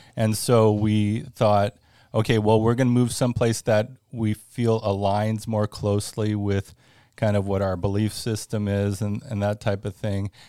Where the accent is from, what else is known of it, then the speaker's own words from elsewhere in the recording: Northern California, United States; moved away as an adult; now in Florida, United States; born and raised in California, uh, actually Northern California